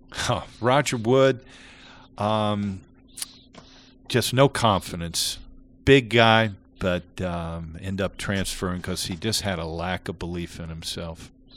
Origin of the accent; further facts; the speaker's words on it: Ohio, United States; moved away as an adult; also born or lived in Kentucky; I was from Ohio